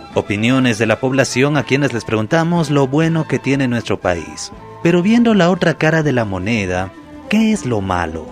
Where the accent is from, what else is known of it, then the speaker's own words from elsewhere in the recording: Bolivia; estaremos celebrando todos los bolivianos y bolivianas 197 años de independencia